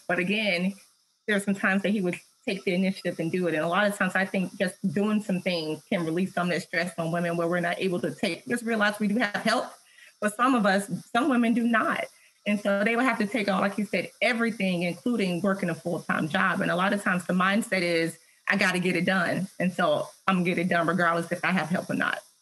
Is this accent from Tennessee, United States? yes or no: yes; Tennessee, United States; I'm from Tennessee